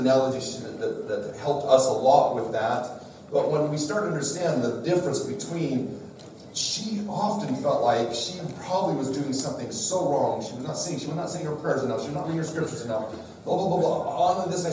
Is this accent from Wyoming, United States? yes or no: yes; Wyoming, United States; I'm from Wyoming